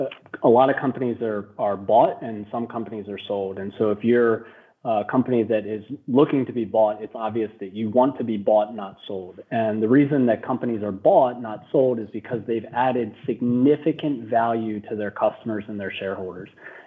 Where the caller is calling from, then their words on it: Philadelphia, Pennsylvania, United States; Well, I'm streaming in from Philadelphia. I'm actually just down the road from Mel.